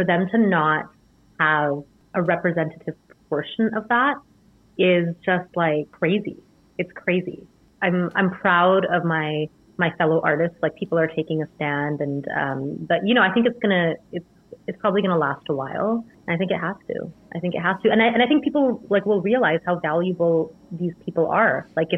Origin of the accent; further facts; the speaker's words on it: India; it's something that I grew up studying in India.